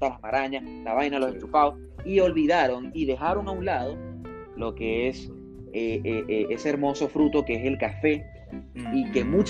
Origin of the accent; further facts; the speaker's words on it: Zulia, Venezuela; now in Santiago, Chile; la verdad es que cuando yo salí de Venezuela